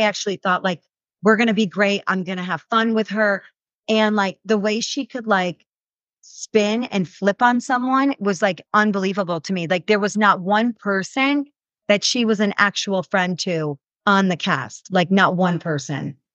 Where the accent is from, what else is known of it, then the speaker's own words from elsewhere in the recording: New York, United States; moved away as an adult; now in Utah, United States; I'm a transplant. Like, I grew up, born and raised in New York, moved here, we lived here for a little bit, moved back to New York, and then came back to Utah